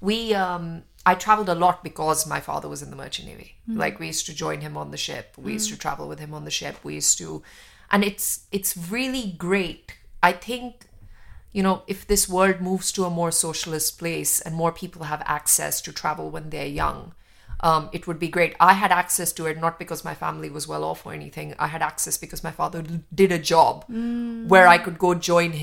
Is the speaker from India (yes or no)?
yes; New Delhi, Delhi, India; moved away; where I lived in New Delhi